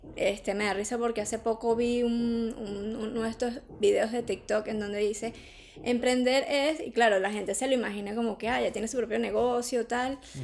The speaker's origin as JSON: {"language": "Spanish", "country": "Venezuela", "moved": "as an adult", "lives_now": "Madrid, Spain", "said": "como venezolanas eh, que hemos venido a, a Madrid a o a España a, a reiniciar nuestra vida"}